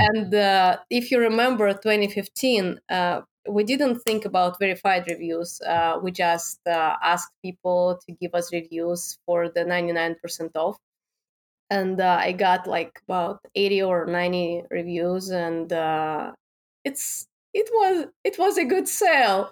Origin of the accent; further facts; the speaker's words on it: Moscow, Russia; English is a second language; moved away; I born and raised in Russia. I born in Moscow in the capital.